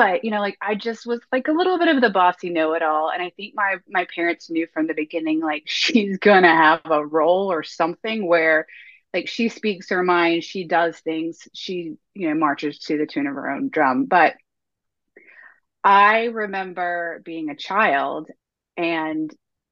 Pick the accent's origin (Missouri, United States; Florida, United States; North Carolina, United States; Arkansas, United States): North Carolina, United States; I'm born and raised in North Carolina. I've never left the state ever, probably never will